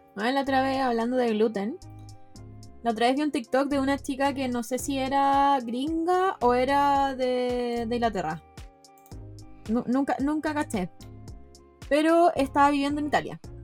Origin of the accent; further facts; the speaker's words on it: Chile; en mi país, largo y angosto